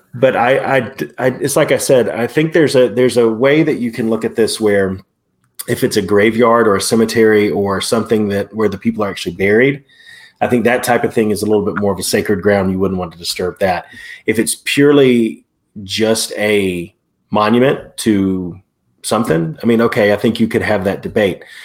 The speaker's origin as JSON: {"language": "English", "town": "Prattville", "region": "Alabama", "country": "United States", "tie": "born or raised there", "said": "Prattville, my hometown."}